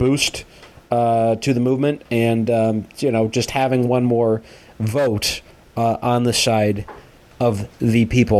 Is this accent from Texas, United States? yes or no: no; St. Paul, Minnesota, United States; my hometown of St. Paul, Minnesota.